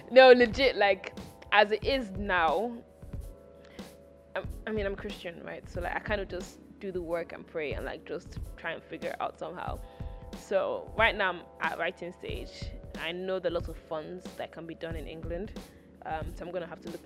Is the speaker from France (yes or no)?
no; Nigeria; also born or lived in United Kingdom; I was born in Britain and, like, I am British, but, like, my roots are, like, my heart is Nigerian. Like, my formative years were Nigerian.